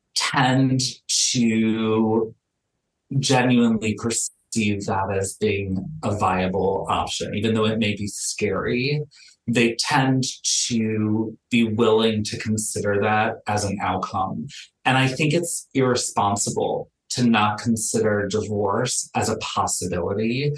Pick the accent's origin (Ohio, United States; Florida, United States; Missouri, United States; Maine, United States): Florida, United States; Miami; moved away as an adult; now in Los Angeles, United States; I'm born and raised in Miami. I've lived in Los Angeles for the last decade.